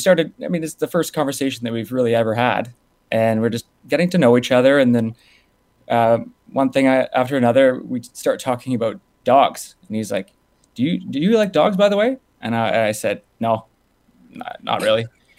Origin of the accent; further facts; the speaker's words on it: Ottawa, Ontario, Canada; now in Niagara, Canada; So originally, I was from Ottawa. I moved to Niagara to be part of a startup.